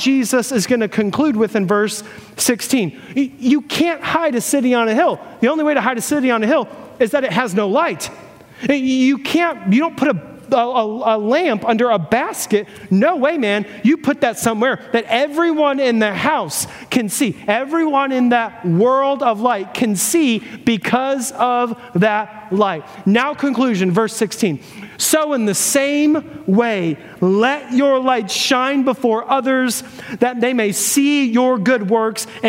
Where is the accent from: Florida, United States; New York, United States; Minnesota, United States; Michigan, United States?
Florida, United States; I'm from Florida, me and my buddy John